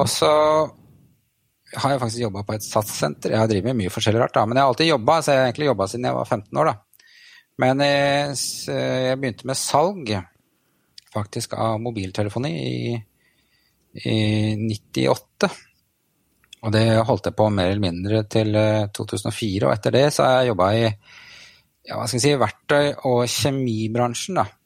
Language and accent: Norwegian; Bærum, Akershus, Norway; also born or lived in Trysil / Elverum / Hønefoss; now in Fredrikstad, Norway; Jeg kommer vel egentlig fra Bærum